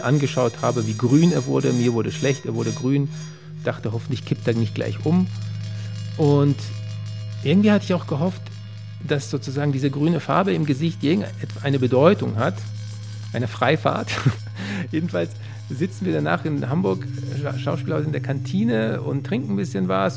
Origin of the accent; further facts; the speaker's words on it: Poland; now in Berlin, Germany; ich komme aus Polen natürlich und meine Eltern